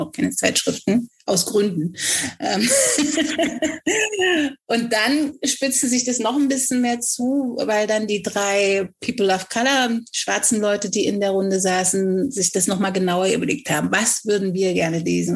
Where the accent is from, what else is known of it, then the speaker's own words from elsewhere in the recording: Germany; obwohl ich in Deutschland geboren bin, so fantastisch Deutsch spreche